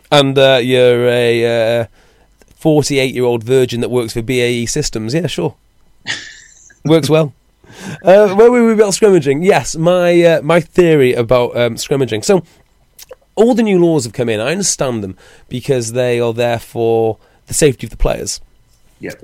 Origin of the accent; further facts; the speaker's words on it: Wales, United Kingdom; I'm a Welshman